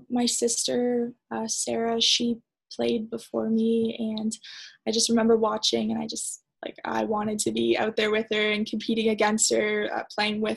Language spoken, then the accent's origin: English; Canada; being a Canadian